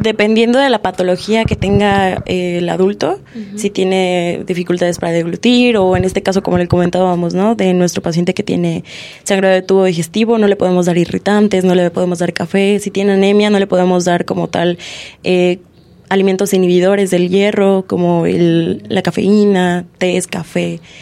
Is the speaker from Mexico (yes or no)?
yes; Mexico; somos mexicanos